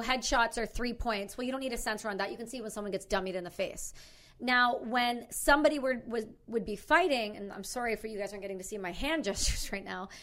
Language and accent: English; Canada; accent: Canadian; I'm from Canada.